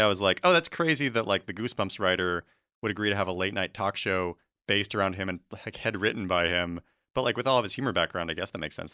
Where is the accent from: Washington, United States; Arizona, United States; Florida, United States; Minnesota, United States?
Washington, United States; I'm from Washington State